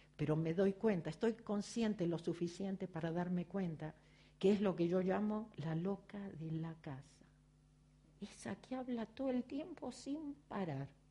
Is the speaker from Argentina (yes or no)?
yes; Argentina; accent: Argentine; moved away as an adult; now in Los Angeles, United States; se dieron cuenta por mi acento que soy argentina.